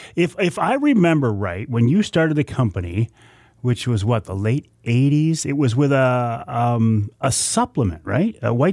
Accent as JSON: {"language": "English", "region": "Michigan", "country": "United States", "said": "Here in my home state of Michigan"}